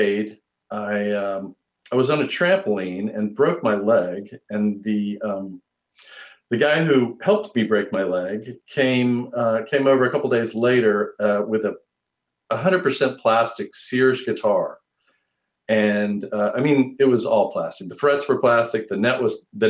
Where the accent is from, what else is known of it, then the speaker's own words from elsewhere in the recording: Atlanta, Georgia, United States; I'm from an area called, it was originally Spring Lake, but it's, I guess you'd call it, but if you were a realtor, you'd call it Buckhead